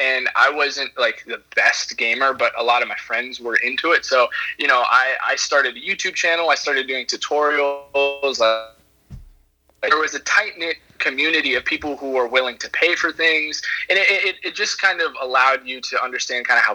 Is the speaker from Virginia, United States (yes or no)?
yes; Charlottesville, Virginia, United States; moved away as an adult; now in Savannah, United States; Charlottesville, Virginia. I'm born and raised there, so I've been in Virginia pretty much my whole life.